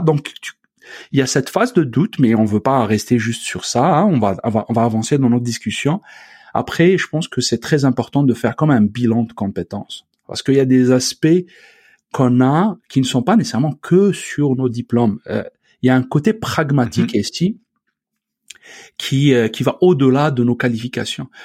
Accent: Algeria; moved away as an adult; now in Quebec, Canada; mon pays d'origine, donc l'Algérie

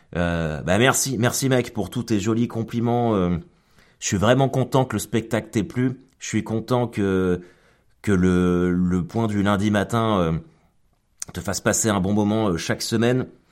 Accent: Caen, Normandy, France; je suis canet

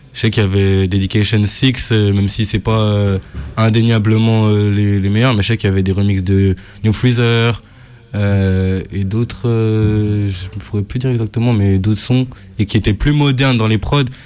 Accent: France; je suis français

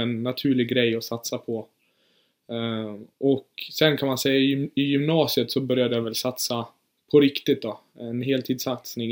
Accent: Orsa, Dalarna County, Sweden; also born or lived in Germany; Jag är född i Tyskland faktiskt, men flyttade hit när, eh, när jag var fyra år. Så jag ja, men typ, typ bott här hela mitt liv

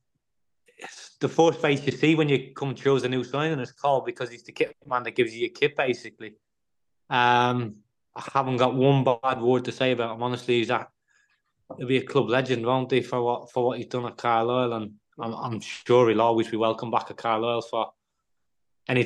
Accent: Ireland; being Irish

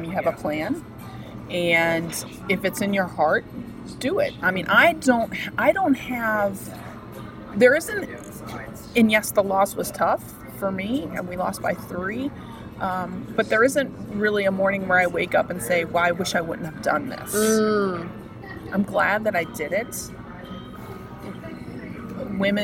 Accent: United States; as an American and as somebody who fought for my country

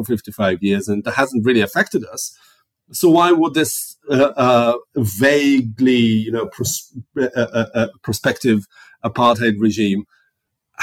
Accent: Tel Aviv, Tel Aviv District, Israel; when I was growing up in Tel Aviv in the 1980s

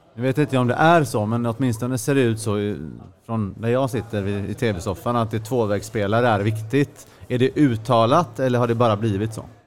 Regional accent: Sweden; som svensk

